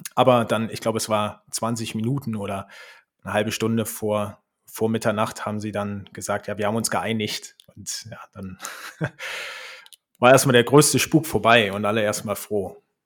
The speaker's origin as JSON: {"language": "German", "region": "Berlin", "country": "Germany", "also_born_or_lived": "Switzerland", "moved": "as an adult", "lives_now": "Leipzig, Germany", "said": "Ich komme ursprünglich aus Berlin und wir sind nach Leipzig gezogen"}